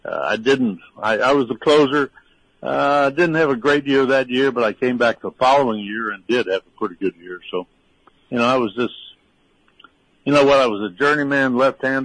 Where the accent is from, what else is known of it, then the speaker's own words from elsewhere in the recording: Missouri, United States; now in Tarpon Springs, United States; I grew up in Missouri.